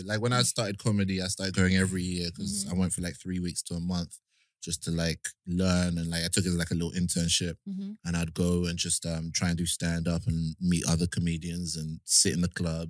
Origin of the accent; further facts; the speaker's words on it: United Kingdom; But, I mean, you can hear my voice. I'm definitely a British guy.